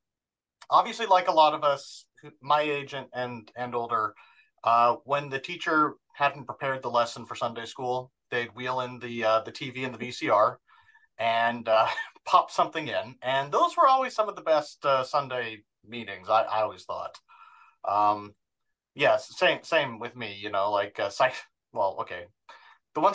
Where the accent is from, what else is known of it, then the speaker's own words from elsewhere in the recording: Orem, Utah, United States; also born or lived in Provo; Born and raised in Utah, active Mormon parents, born in Provo, raised in Orem. So very much Utah Valley, served a mission, Portland, Oregon, 2001, 2003.